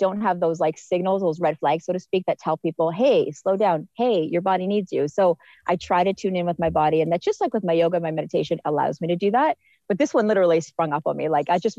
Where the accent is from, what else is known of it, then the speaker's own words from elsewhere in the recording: Canada; as a Canadian